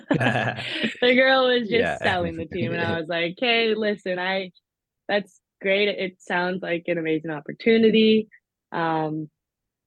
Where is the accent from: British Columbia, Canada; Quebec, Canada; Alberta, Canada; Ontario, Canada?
British Columbia, Canada; Vancouver; Vancouver. It's like, perfect. My hometown